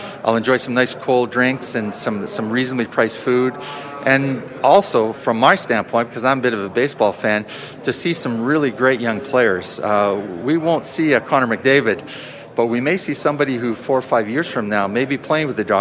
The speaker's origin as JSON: {"language": "English", "town": "Edmonton", "region": "Alberta", "country": "Canada", "tie": "born or raised there", "said": "I was born in Edmonton. I was born in Inglewood a long time ago. And when I was young, anything that had Edmonton on it was my team."}